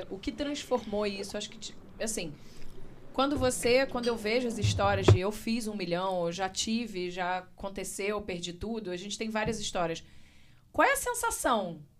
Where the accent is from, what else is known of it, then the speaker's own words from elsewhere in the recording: Rio de Janeiro, Brazil; Nossa, Eu sou carioca